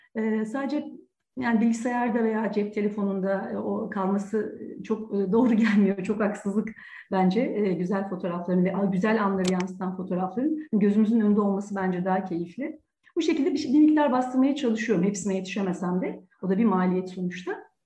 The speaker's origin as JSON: {"language": "Turkish", "region": "Ankara", "country": "Turkey", "tie": "born or raised there", "also_born_or_lived": "Ürgüp, Nevşehir", "said": "Ürgüp Nevşehir doğumluyum. Bir buçuk iki yaşında Ankara'ya dedem emekli öğretmen. O emekli olduktan sonra e, Ürgüp'te Ankara'ya yerleştik ailece."}